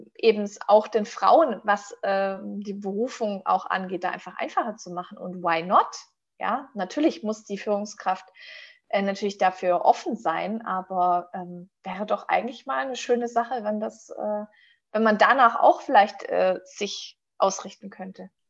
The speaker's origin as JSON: {"language": "German", "area": "Stuttgart region", "region": "Baden-Württemberg", "country": "Germany", "said": "ich komme aus der Region von Stuttgart"}